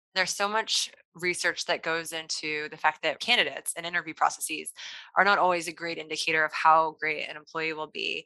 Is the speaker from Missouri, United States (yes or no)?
yes; Kansas City, Missouri, United States; Kansas City is my hometown